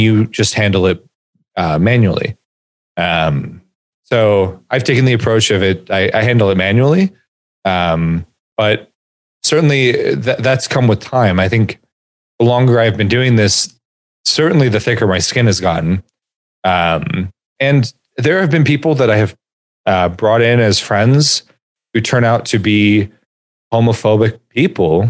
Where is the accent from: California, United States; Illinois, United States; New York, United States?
California, United States; growing up in California with living comfortably in the middle class